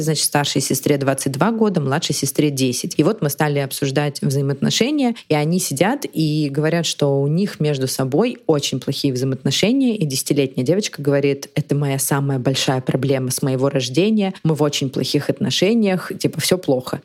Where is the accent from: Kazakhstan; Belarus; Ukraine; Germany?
Ukraine; в моем родном городе в Украине